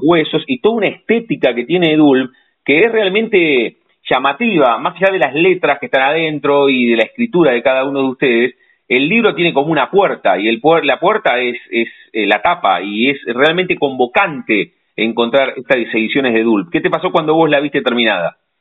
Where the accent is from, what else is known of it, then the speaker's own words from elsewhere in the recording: La Plata, Buenos Aires Province, Argentina; los que primero somos platenses